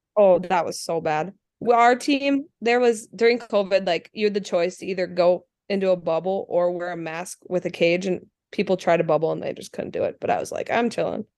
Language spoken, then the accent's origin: English; Anoka, Minnesota, United States; also born or lived in Andover, Minnesota; I live in Andover, but I grew up in the Anoka community